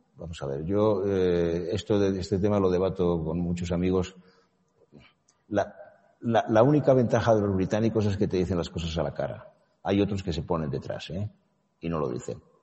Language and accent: Spanish; Spain; yo, como español y como europeo